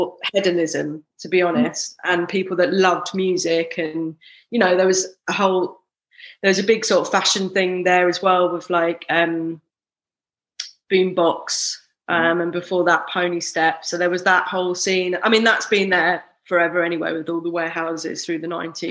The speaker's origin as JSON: {"language": "English", "region": "London", "country": "United Kingdom", "tie": "born or raised there", "said": "I grew up in South London."}